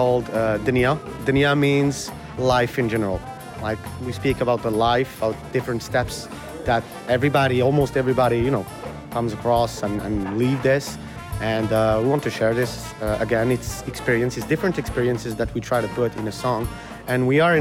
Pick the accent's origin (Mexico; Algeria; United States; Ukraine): Algeria; Algiers, Algiers Province; moved away as an adult; now in Montreal, Canada; we're all immigrants, born and raised in Algeria.